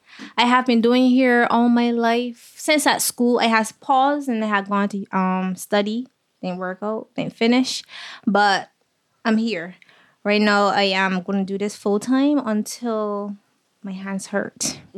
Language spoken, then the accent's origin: English; Saint Philip, Barbados; I grew up right here in St. Philip, which is also called Sanibeville. I grew up with my mom and my two sisters.